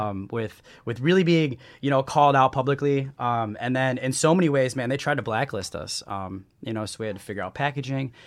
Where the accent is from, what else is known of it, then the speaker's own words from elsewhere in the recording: Chicago, Illinois, United States; now in San Diego, United States; I'm from the Midwest, from the Chicagoland area.